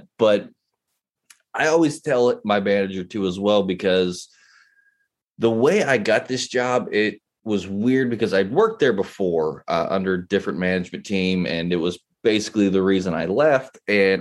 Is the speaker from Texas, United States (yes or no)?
no; West Virginia, United States; I was born and raised in West Virginia